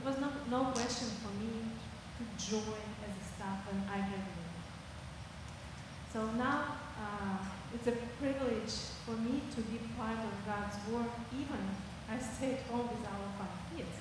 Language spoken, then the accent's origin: English; Siberia, Russia; English is a second language; I was born in Siberia. I was grew up there and graduated.